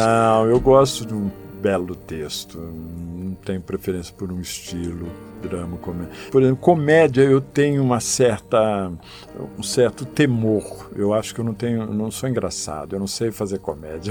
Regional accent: Penápolis, São Paulo, Brazil; moved away as an adult; now in Brasília, Brazil; sempre fiz teatro amador lá na minha cidade, no interior uhum. de São Paulo, em Penápolis.

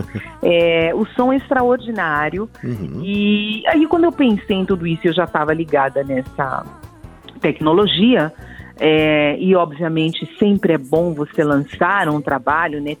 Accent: Brazil; eu sou muito brasileira

